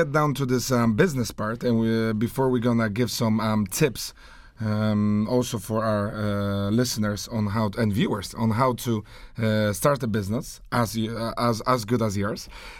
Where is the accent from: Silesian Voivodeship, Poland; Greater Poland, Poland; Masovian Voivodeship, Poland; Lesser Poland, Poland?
Greater Poland, Poland; Poznań; born there; English is a second language; as Polish people, you know, I was born here in Poznań